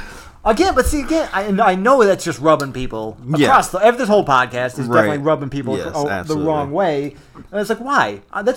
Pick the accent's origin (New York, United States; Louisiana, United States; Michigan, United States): Michigan, United States; a small town in; we're from Michigan. We're from a small town in Michigan.